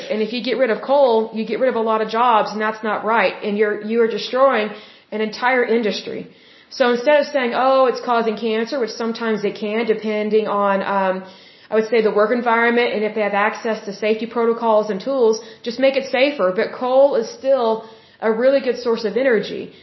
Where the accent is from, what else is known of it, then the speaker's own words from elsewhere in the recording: Oklahoma, United States; I love my home state. I was born here